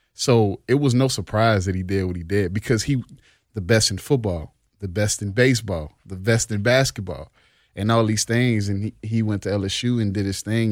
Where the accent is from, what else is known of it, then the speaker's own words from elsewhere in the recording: New Orleans, Louisiana, United States; we grew up together in New Orleans East